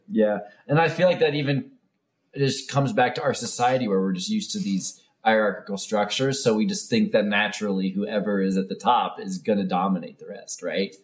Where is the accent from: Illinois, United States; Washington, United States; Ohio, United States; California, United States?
Ohio, United States; moved away; I grew up in Ohio